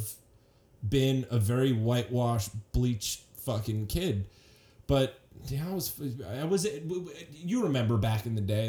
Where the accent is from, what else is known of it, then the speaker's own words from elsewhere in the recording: Oakland, California, United States; moved away as an adult; also born or lived in San Leandro, California / Phoenix, Arizona; now in Austin, United States; I grew up in Oakland, kind of like, not a rough area